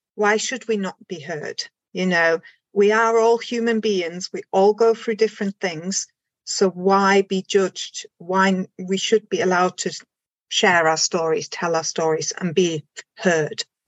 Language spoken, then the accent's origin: English; Germany; moved away as an adult; also born or lived in Isle of Anglesey, Wales; now in Anglesey, United Kingdom; I am originally from Germany and then I moved to the UK. This is going back now 23 years.